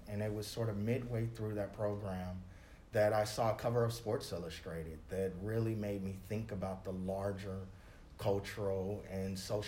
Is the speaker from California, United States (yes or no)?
yes; Los Angeles, California, United States; moved away; I'm from Los Angeles